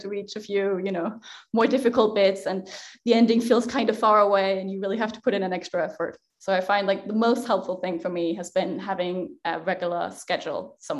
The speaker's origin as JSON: {"language": "English", "country": "Denmark", "tie": "born or raised there", "said": "I am Danish. So I was born in Denmark and I grew up with the Norse myths."}